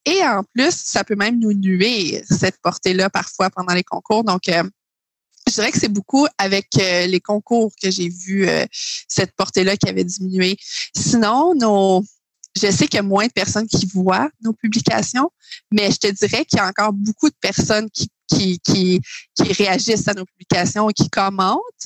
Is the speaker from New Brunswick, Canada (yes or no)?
no; Quebec, Canada; je viens de, Québec